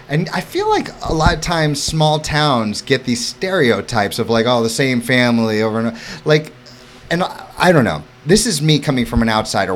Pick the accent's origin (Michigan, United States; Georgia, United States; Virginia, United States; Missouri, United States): Missouri, United States; St. Louis; also born or lived in Florida / New York City; now in Hammonton, United States; growing up in St. Louis, Missouri